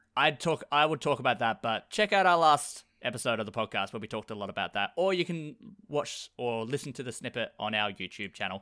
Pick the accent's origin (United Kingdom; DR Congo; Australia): Australia; I'm Australian.